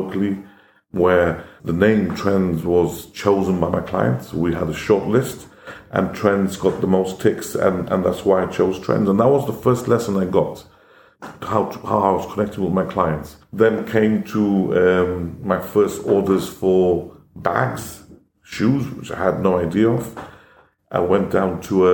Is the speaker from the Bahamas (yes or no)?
no; Gibraltar; born or raised there; English is a second language; also born or lived in India